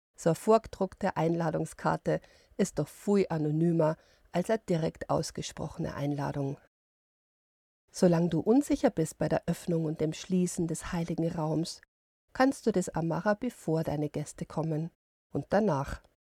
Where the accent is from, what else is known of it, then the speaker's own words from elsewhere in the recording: Bavaria, Germany; bei uns in Bayern